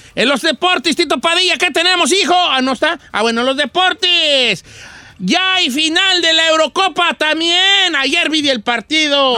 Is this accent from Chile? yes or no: no; Mexico; Nosotros como mexicanos